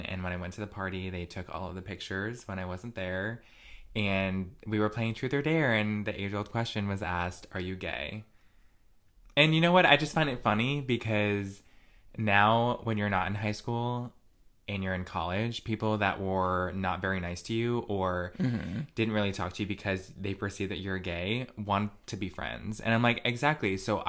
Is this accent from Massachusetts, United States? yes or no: no; Connecticut, United States; I grew up in Redneck County.